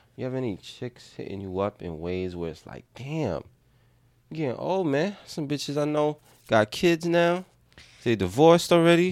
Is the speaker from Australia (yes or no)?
no; New York City, New York, United States; as a young man, we didn't learn a lot growing up in the Bronx